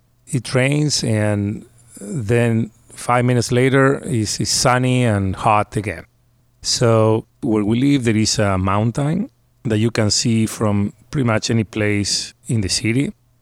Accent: San Miguel de Tucumán, Tucumán, Argentina; moved away as an adult; now in Pittsburgh, United States; Where I am from is the north of Argentina. It's a small city called Tucumán, and it is hot. We don't have freezing temperatures in the winter even. Obviously, we don't have snow

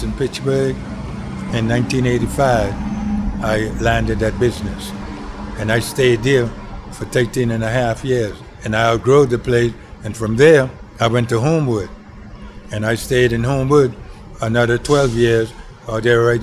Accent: Mastic Point, Andros, Bahamas; moved away; also born or lived in Hazelwood; I was born in the Bahamas, in a place called Mastit Point Andros. Small community where everybody knows everybody. And the school I went to, we didn't have no bathroom.

